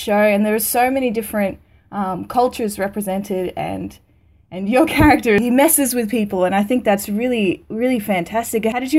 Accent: Victoria, Australia; now in Brisbane, Australia; I was born in Victoria

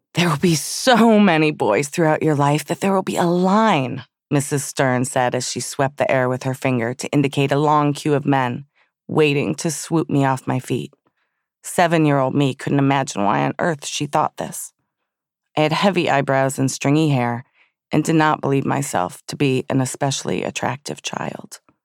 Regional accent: Southfield, Michigan, United States; when I was a child growing up in Southfield, Michigan

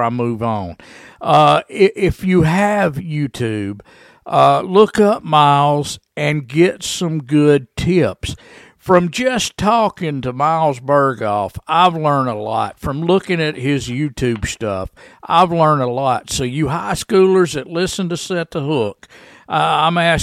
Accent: Trenton, Georgia, United States; Get the guys down here in my hometown, my alma mater, Trenton, Georgia. You know, I went to school here.

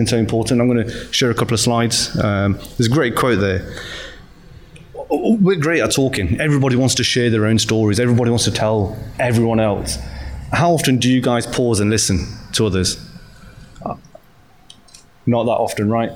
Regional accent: Nottingham, East Midlands, United Kingdom; moved away as an adult; now in London, United Kingdom; that's where I was born and raised, spent most of my life

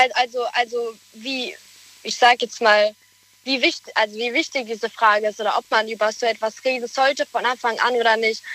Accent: Speyer, Rhineland-Palatinate, Germany; Aus Speyer.

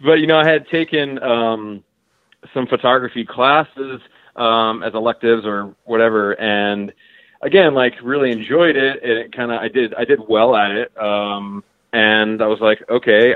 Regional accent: Baltimore suburbs, Maryland, United States; I was born in Baltimore, and fairly soon thereafter moved into the suburbs

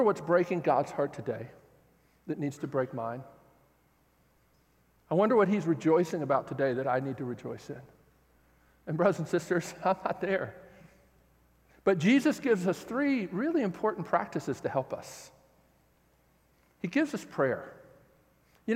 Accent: United States; I'm an American

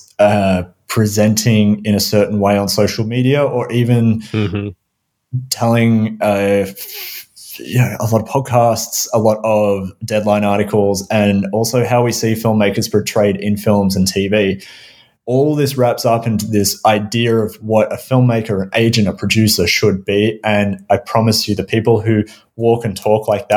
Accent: Melbourne, Victoria, Australia; moved away; also born or lived in Vancouver / Los Angeles; Melbourne, my hometown in Australia

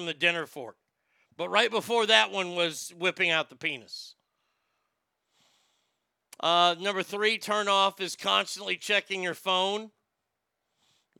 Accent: Garland, Texas, United States; It is your typical small Texas one-street town. It's got a square. Yes, it's my hometown

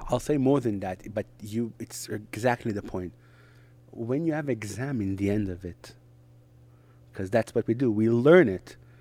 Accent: Netanya, Central District, Israel; first language Hebrew; English is a second language; moved away as an adult; also born or lived in Hong Kong / Samaria; I was born and raised in Israel

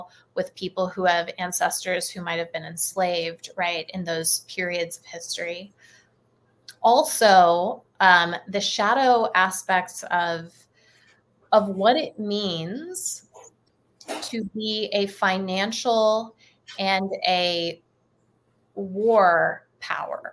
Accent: United States; I'm an American

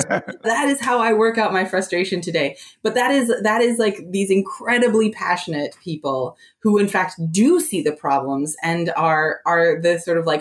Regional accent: Appalachia, United States; also born or lived in New Jersey; now in Washington, D.C., United States; I'm from Appalachia

